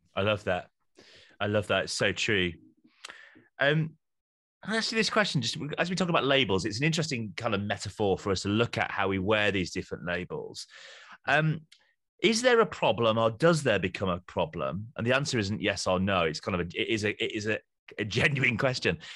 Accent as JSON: {"language": "English", "region": "Yorkshire and the Humber", "country": "United Kingdom", "moved": "as an adult", "said": "I'm a Yorkshireman on mission to the South"}